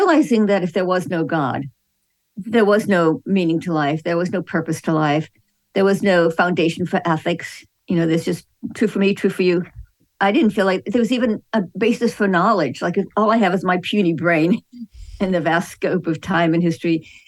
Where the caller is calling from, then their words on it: Houston, Texas, United States; I'm calling in from Houston. I teach at Houston Christian University.